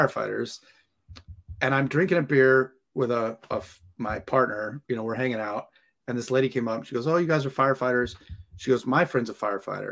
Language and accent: English; Santa Clarita, California, United States; moved away as an adult; now in San Diego, United States; I grew up in LA, Santa Clarita by Magic Mountain.